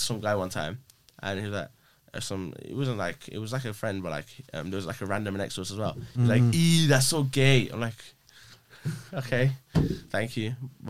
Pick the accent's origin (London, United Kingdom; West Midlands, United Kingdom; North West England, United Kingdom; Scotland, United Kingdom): West Midlands, United Kingdom; West Bromwich; Born and bred in Brom.